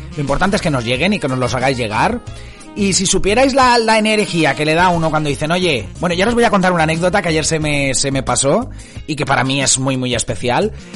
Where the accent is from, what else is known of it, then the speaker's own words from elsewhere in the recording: Spain; somos españoles